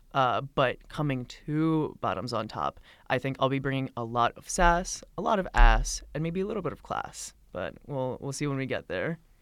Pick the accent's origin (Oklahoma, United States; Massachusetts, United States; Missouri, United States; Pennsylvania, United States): Pennsylvania, United States; Philadelphia; from the God-sun-kissed, God-blessed town of Northeast Philadelphia. Um, lived there for fourteen years, loved the place